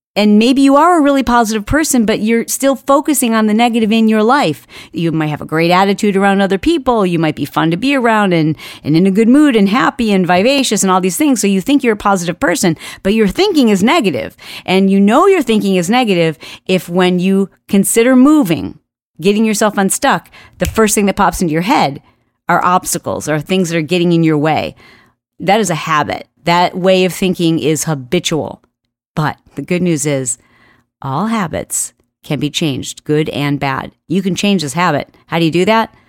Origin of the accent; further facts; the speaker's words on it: Michigan, United States; I grew up in Michigan